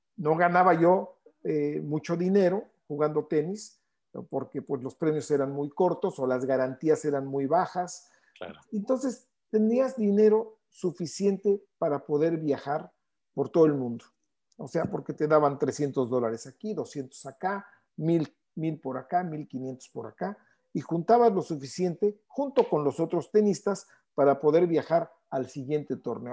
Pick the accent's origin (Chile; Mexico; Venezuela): Mexico; Mexico City; ahí nací prácticamente en el Deportivo Chapultepec